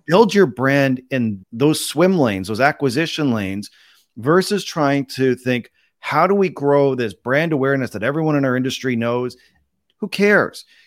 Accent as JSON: {"language": "English", "country": "Canada", "tie": "born or raised there", "also_born_or_lived": "Toronto, Canada", "said": "I'm Canadian, born and raised"}